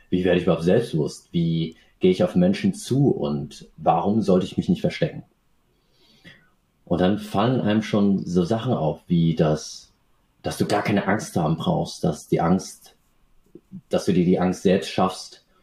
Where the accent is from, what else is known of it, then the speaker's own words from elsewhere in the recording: Aschaffenburg, Bavaria, Germany; born there; ich bin in Aschaffenburg geboren und meine Eltern sind damals äh, nach Deutschland ausgewandert, um sich selbst, aber auch ihren Nachkommen, also uns Kindern, die Möglichkeit zu geben, einen besseren Lebensstandard zu haben.